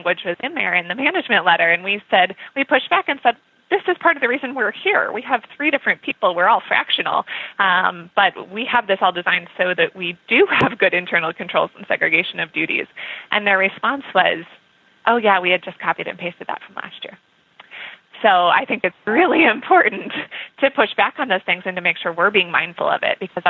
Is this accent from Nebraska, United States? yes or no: yes; Nebraska, United States; now in Minnesota, United States; I am originally from Nebraska. I live in Minnesota now. And as someone who grows up in Nebraska